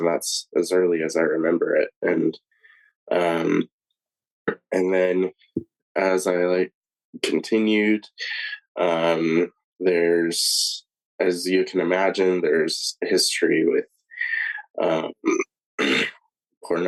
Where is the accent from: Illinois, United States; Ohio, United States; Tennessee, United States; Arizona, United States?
Arizona, United States; Tucson; moved away as an adult; also born or lived in Wichita, Kansas; now in Logan, United States; I was born and raised in Tucson, Arizona